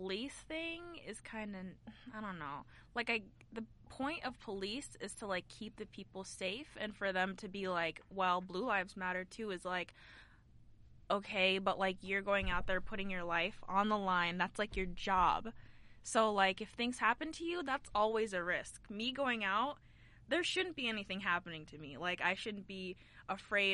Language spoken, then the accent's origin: English; Iowa, United States; moved away as an adult; now in Idaho, United States; My town, literally the same thing. Like, 85, maybe 90% white people. And it's, like, a college town